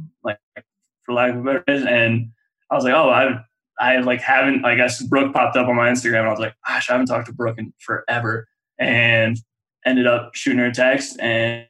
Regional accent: Steamboat Springs, Colorado, United States; I'm 25 and I'm from Steamboat Springs, Colorado

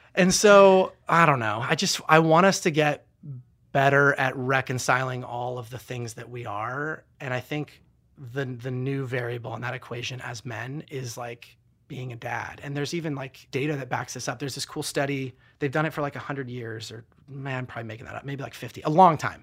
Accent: United States; as American

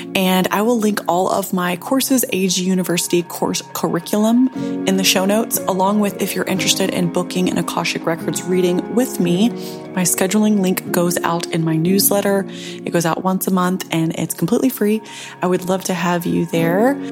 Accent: Memphis, Tennessee, United States; a basic broke girl from Tennessee, Memphis

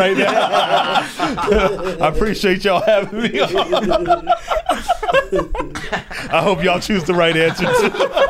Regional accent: Arizona, United States; I grew up in Arizona.

